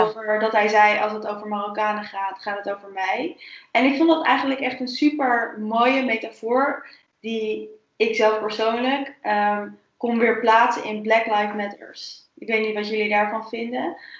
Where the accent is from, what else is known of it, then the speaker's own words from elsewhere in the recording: Netherlands; voor mij als Nederlander